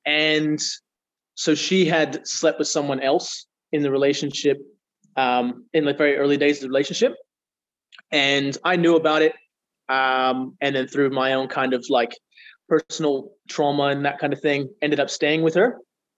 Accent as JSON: {"language": "English", "town": "Geraldton", "region": "Western Australia", "country": "Australia", "tie": "born or raised there", "said": "So I've been in Perth for about a year, and I was born and raised in Geraldton in Western Australia, so a small little country town."}